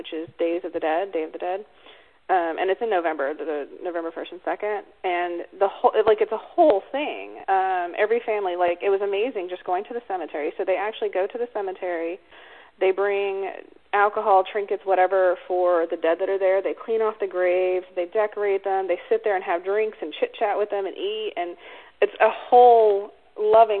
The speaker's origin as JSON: {"language": "English", "region": "North Carolina", "country": "United States", "tie": "born or raised there", "moved": "yes", "lives_now": "Alabama, United States", "said": "when I was growing up in North Carolina"}